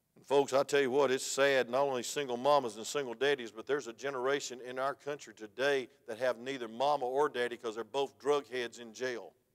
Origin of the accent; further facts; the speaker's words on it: United States; I was from DeKalb County